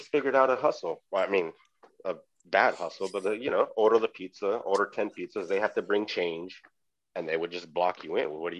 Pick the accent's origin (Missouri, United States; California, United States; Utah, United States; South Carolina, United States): California, United States; Los Angeles; Southeast LA is what you would call a suburb, I guess. But I mean, you definitely wouldn't want to live in that neighborhood. They didn't deliver pizza past 2 p.m. when I was growing up in this neighborhood.